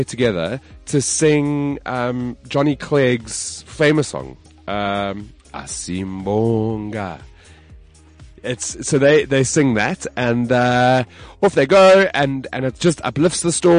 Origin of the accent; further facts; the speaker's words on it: South Africa; I'm African, man. I'm from South Africa.